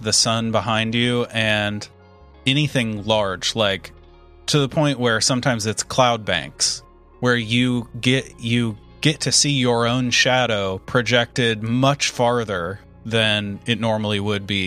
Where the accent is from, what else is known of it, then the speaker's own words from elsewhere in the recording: Indiana, United States; growing up in Indiana